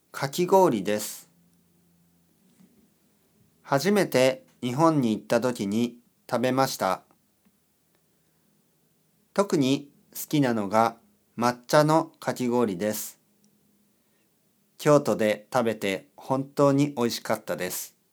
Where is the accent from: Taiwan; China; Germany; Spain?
Spain; Galicia; Japanese is a second language; now in Madrid, Spain; ペインのガリシア出身です。今、マドリッドに住んでいます。